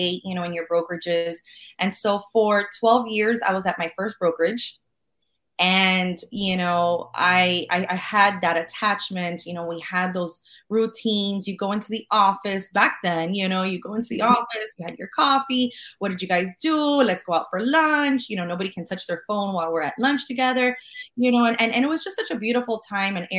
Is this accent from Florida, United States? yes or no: yes; Miami, Florida, United States; I was born and raised in Miami